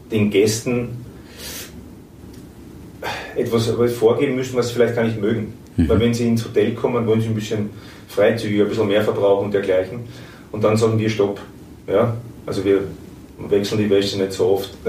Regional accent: Austria; wo man schon zwar mit zuckt als Österreicher und sagt, ui

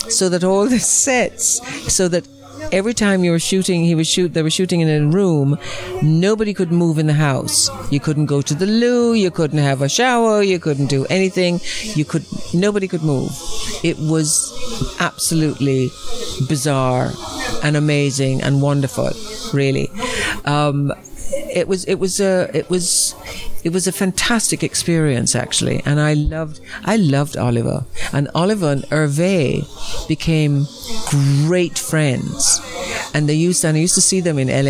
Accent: Jamaica; moved away; also born or lived in Rome / Los Angeles; I come from Jamaica

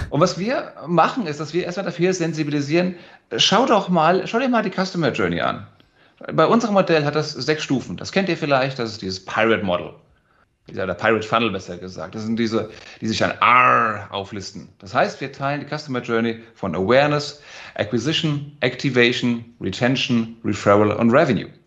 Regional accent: Frankfurt, Hesse, Germany; Ich bin Frankfurter Bub geboren und aufgewachsen

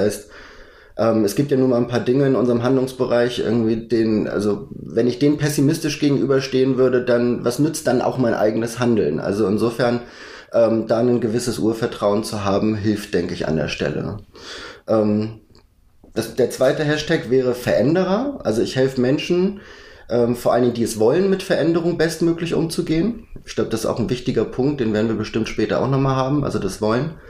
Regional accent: Schleswig-Holstein, Germany; Ich glaube, bis ich 19 war, bin ich dort auf dem Dorf groß geworden. Bin zwar in Lübeck zur Schule gegangen

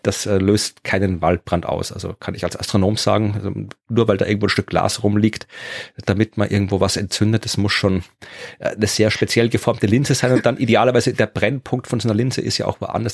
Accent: Wachau, Lower Austria, Austria; in meiner Heimat in der Wachau

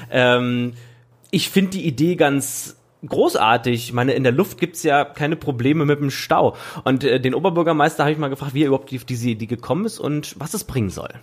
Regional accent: Leipzig, Saxony, Germany; wir Leipziger

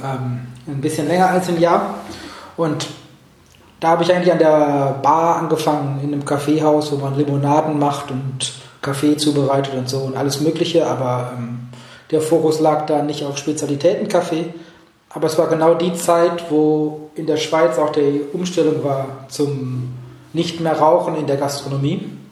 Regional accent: Oberhausen, North Rhine-Westphalia, Germany; moved away as an adult; now in Basel, Switzerland; ich komme ja ursprünglich aus dem Ruhrgebiet, aus mhm. dem wunderschönen Oberhausen

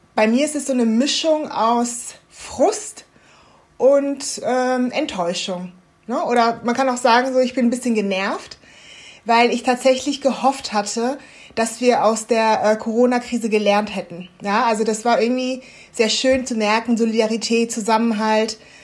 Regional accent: Germany; ich bin ja jetzt in Deutschland aufgewachsen

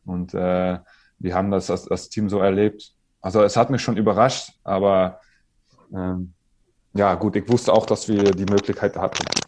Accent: Netherlands; German is a second language; moved away as an adult; also born or lived in France; waren wir als Holländer

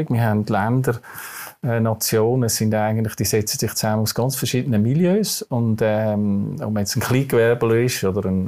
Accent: Switzerland; accent: Swiss German; first language Swiss German; ich bin in der Schweiz aufgewachsen und, und ich glaube, dass, wenn man dort, wo man in die Schule geht, dort, wo man aufwächst, ich meine, ich rede Schweizerdeutsch, das lässt sich nicht so leicht äh, einem austreiben.

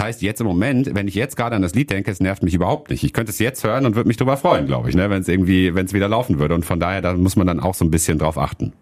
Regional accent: Hattingen, North Rhine-Westphalia, Germany; now in Wuppertal, Germany; Ich bin in äh, Hattingen aufgewachsen

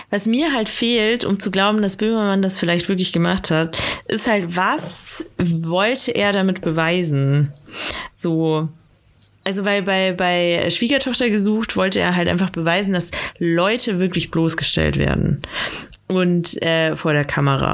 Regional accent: Bad Aibling, Bavaria, Germany; in Bad Aibling, äh, wo ich aufgewachsen bin

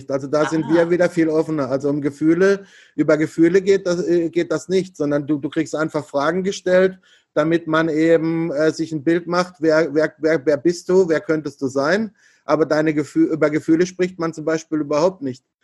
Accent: Germany; ich komme halt einfach aus Deutschland und, und nicht äh, aus, aus Asien.

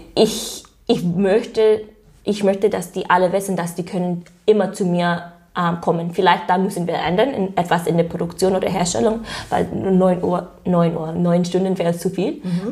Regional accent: United States; German is a second language; moved away as an adult; now in Germany; ich komme aus den USA

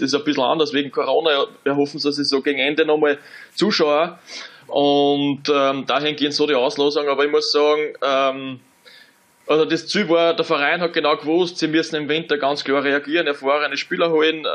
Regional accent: Austria; moved away as an adult; als Österreicher

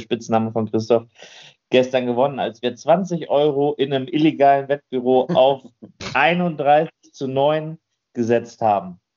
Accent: Germany; Bei uns in Deutschland

